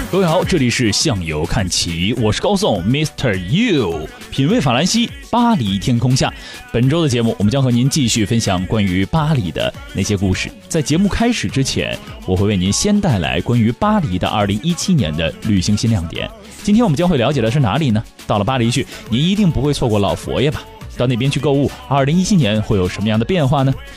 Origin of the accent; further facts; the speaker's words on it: China; 我们中国人比较缺乏这种宗教感